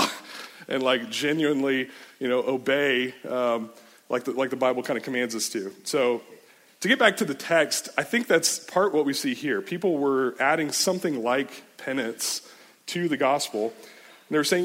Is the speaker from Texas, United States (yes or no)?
yes; Richardson, Texas, United States; I grew up in Richardson. It's like north of Dallas area